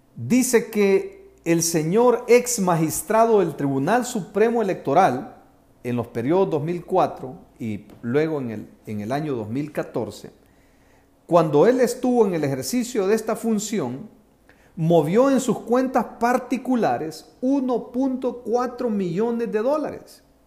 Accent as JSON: {"language": "Spanish", "country": "El Salvador", "said": "mi país, El Salvador"}